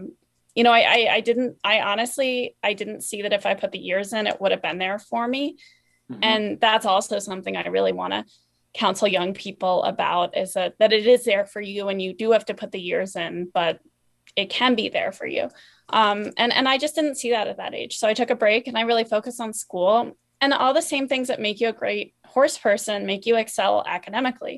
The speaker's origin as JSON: {"language": "English", "region": "East Coast", "country": "United States", "tie": "born or raised there"}